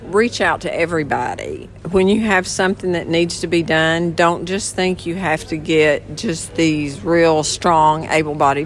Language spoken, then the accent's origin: English; London, Kentucky, United States; I'm from London, Kentucky